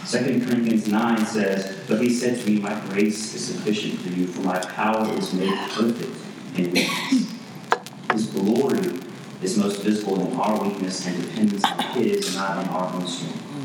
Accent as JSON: {"language": "English", "region": "East Texas", "country": "United States", "tie": "born or raised there", "moved": "yes"}